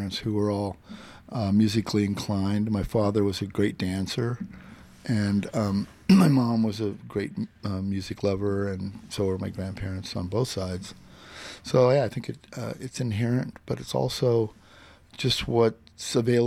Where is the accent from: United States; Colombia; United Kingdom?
United States; Phoenix, Arizona; moved away as an adult; now in San Francisco, United States; I grew up in Phoenix, Arizona